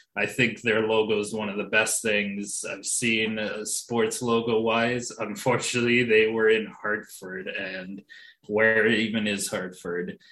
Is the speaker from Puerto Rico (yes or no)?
no; Ontario, Canada; now in Quebec, Canada; I'm an Ontario guy living in a Quebecois world right now